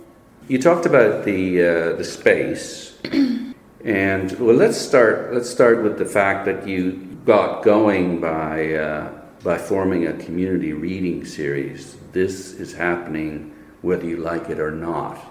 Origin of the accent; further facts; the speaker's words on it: Saskatoon, Saskatchewan, Canada; moved away as an adult; lived there until I was 22